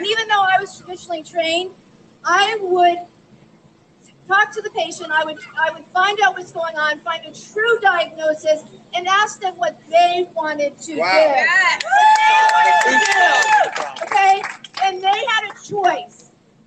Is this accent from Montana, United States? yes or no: no; Maine, United States; I'm from Maine